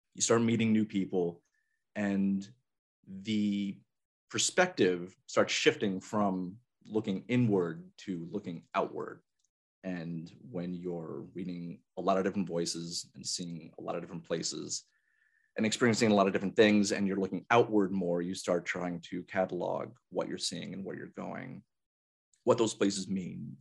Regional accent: Albany, New York, United States; born or raised there; moved away as an adult; also born or lived in San Antonio, Texas

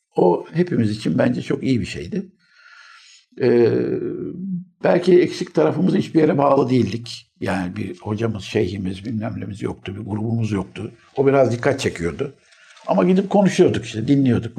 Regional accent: Istanbul, Turkey; İstanbul doğumluyum.

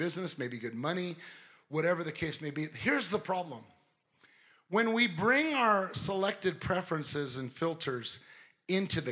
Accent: Southern California, United States; I'm from Southern California. I'm not from the South

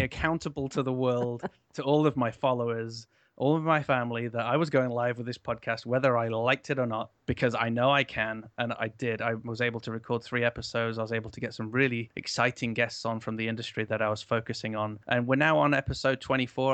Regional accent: Canada; now in United Kingdom; I'm from Canada originally

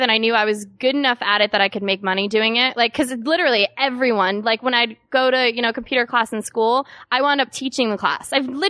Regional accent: Connecticut, United States; I'm originally from Connecticut.

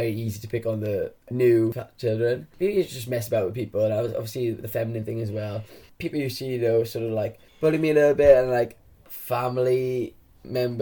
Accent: Aberdare, Wales, United Kingdom; I'm from a small town in South Wales called Aberdare, actually from Cumbach. And I grew up there

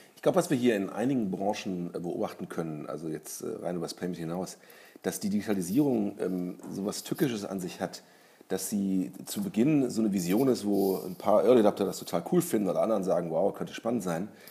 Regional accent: Germany; als Deutscher

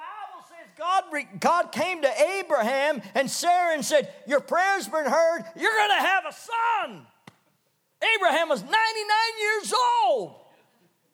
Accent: Canada; When I was a kid growing up in Canada

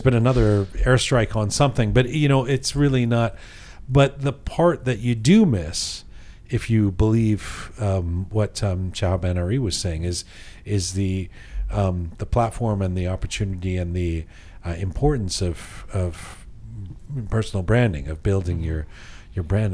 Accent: Canada; growing up in Canada

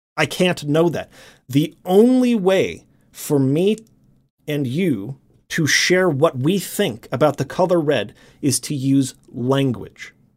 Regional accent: United States; first language English; English that I grew up with in America

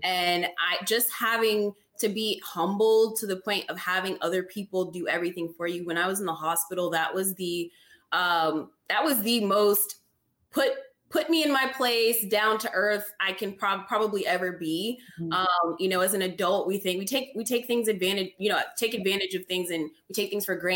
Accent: California, United States; moved away; I grew up initially in California, and my neighborhood was Mexican.

